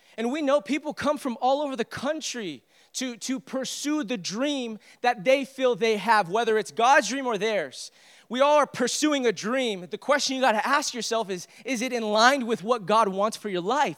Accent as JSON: {"language": "English", "country": "United States", "said": "I, I am a proud American. I love being an American."}